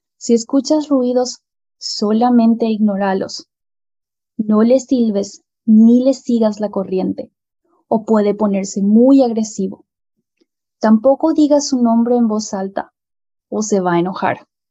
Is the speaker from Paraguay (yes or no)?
yes; Paraguay; En mi país